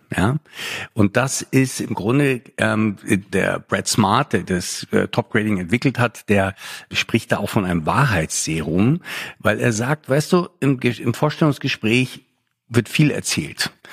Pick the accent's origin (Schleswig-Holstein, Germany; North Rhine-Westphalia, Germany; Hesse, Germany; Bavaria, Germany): Bavaria, Germany; Lake Starnberg; also born or lived in Munich; now in Berlin, Germany; Ich bin hier in, am Starnberger See aufgewachsen